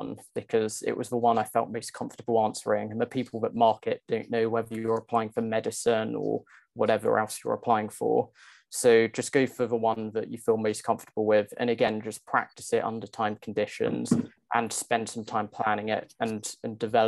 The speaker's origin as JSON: {"language": "English", "area": "Essex", "region": "East of England", "country": "United Kingdom", "tie": "born or raised there", "moved": "as an adult", "lives_now": "London, United Kingdom", "said": "So I grew up in Essex, just outside of London"}